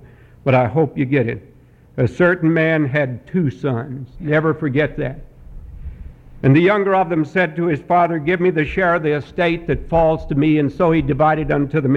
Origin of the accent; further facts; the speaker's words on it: Montreat, North Carolina, United States; I am from Montreat, North Carolina.